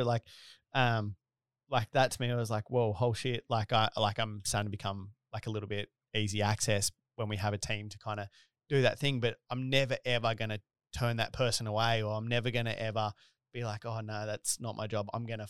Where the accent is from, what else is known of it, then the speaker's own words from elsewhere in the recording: Australia; accent: Bogan; I always say it's my Bogan accent.